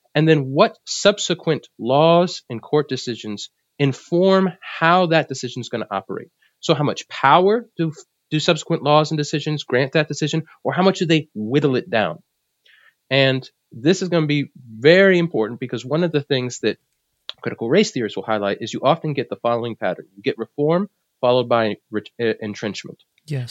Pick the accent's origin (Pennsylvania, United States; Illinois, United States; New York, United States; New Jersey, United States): New Jersey, United States; moved away; also born or lived in South Carolina / Philadelphia; though I was born in South Carolina, uh, my family moved from there to Philadelphia and then to New Jersey. So I spent most of my life in, in New Jersey